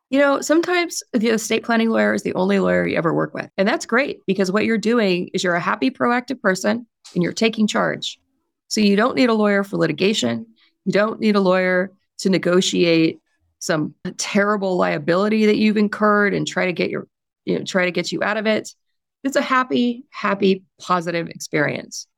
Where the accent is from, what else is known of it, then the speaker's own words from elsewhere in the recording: California, United States; I'm also from California